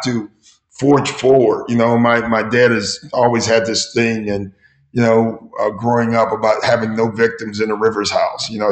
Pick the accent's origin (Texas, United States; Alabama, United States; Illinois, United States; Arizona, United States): Illinois, United States; Chicago; growing up in Chicago